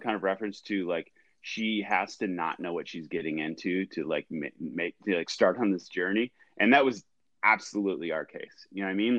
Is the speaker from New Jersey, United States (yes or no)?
no; Ventura, California, United States; I grew up in Southern California. Grew up in Ventura